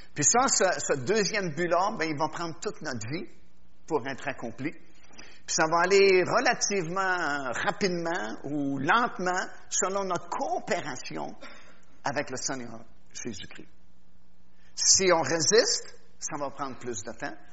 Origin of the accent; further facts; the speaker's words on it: Quebec, Canada; je suis québécois